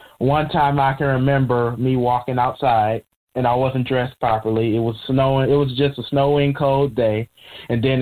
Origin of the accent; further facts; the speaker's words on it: Michigan, United States; I'm a 19-year-old, born and raised in Michigan